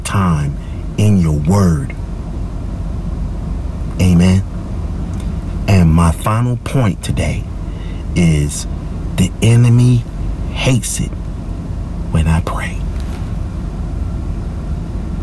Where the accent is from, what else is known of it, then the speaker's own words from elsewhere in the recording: Charleston, United States; moved away; all the way from Charleston, my hometown